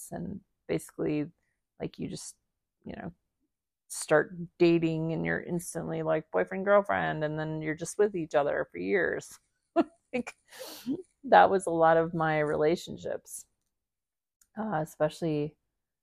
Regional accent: Midwest, United States; growing up in the Midwest, going to the high school that I went

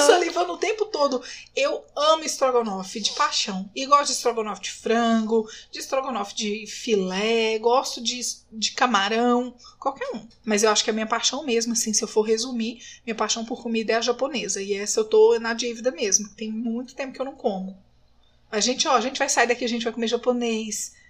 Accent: Minas Gerais, Brazil; eu sou mineira

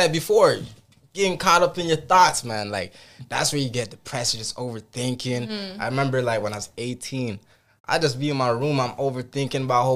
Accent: Montreal, Quebec, Canada; growing up in Montreal, I was blessed

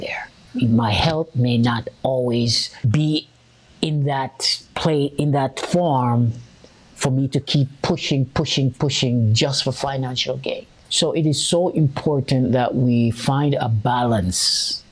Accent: Jamaica; I'm Jamaican

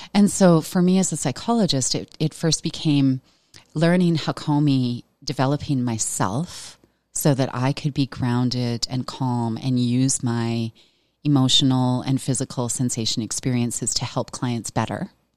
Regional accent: Veteran, Alberta, Canada; I grew up in Veteran, Alberta

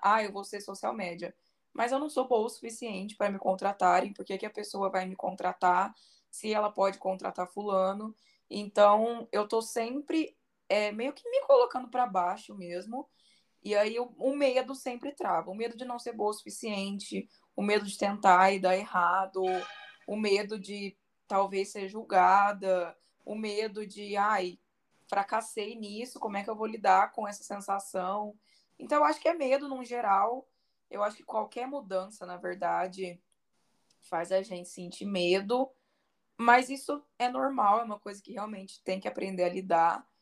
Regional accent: Barretos, São Paulo, Brazil; numa cidade perto de Barretos, que é a minha cidade natal

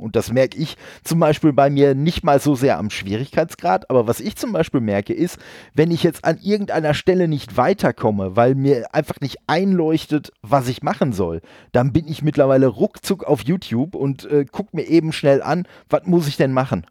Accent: Dortmund, North Rhine-Westphalia, Germany; bin ja gebürtig aus Dortmund und wir haben da so einen so äh, Laden gehabt

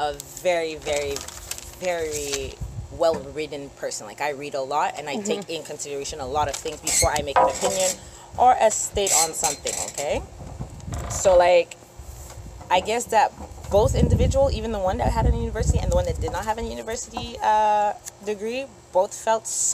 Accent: Canada; born or raised there

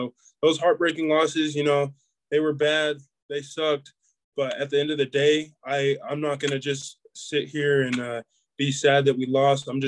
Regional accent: Murray, Utah, United States; Murray, you know, it's it's it's kind of like smack dab in the valley right there. Um, you know, it's a it's a great town. I, I loved it growing up.

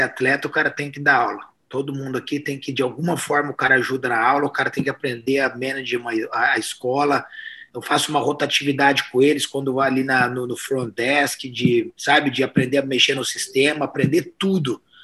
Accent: Pantanal, Brazil; Eu sou do Pantanal

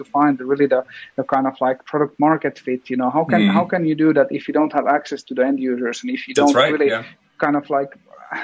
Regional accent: Finland; we come from Finland

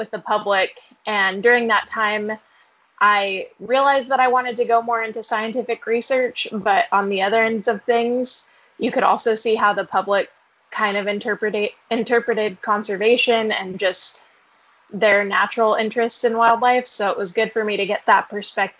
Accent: Fresno, California, United States; moved away as an adult; now in Auburn, United States; currently I'm living in Auburn, Alabama. I'm pursuing my PhD in wildlife sciences, but I'm originally from Fresno, California.

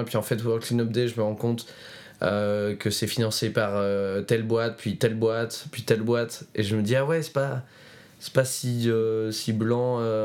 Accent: Roanne, Auvergne-Rhône-Alpes, France; ma ville natale, donc, qui s'appelle Roanne, dans la Loire

